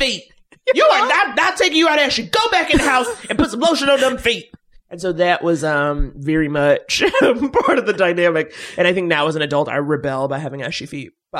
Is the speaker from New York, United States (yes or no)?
yes; New York, United States; because I was from New York